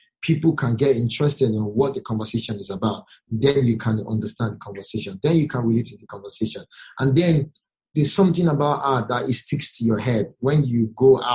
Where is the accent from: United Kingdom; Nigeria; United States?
Nigeria; I'm a Nigerian